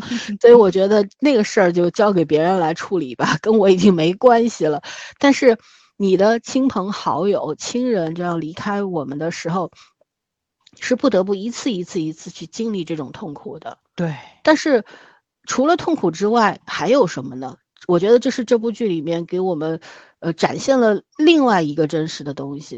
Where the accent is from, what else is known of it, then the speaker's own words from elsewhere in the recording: Shanghai, China; 我们上海这边出殡的时候